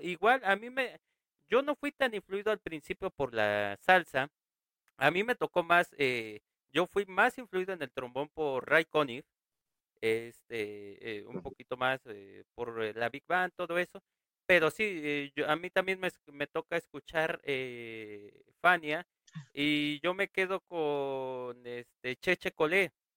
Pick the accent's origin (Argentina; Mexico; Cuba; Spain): Mexico; aquí en México y en mi pueblo